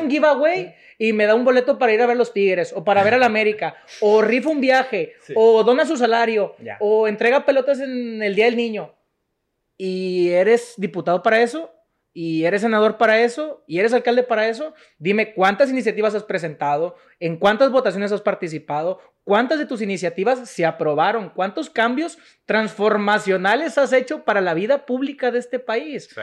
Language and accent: Spanish; Monterrey, Nuevo León, Mexico; also born or lived in Spain / United States; yo soy de Monterrey